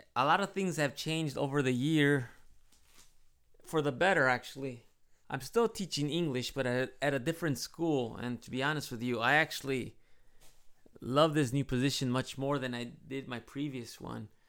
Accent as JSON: {"language": "English", "town": "Chicago", "region": "Illinois", "country": "United States", "tie": "born or raised there", "accent": "Midwest accent with a slice of Mexican accent", "moved": "as an adult", "lives_now": "Japan", "said": "I was born and raised in Chicago, and I'm sure I have a Midwest accent with a slice of, uh, Mexican accent"}